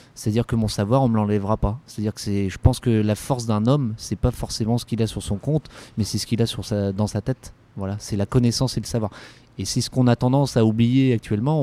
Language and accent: French; Callac, Brittany, France; also born or lived in Guingamp / Loudéac / Saint-Brieuc / Marseille; now in Brest, France; c'est une enfance très heureuse que j'ai eue à Calac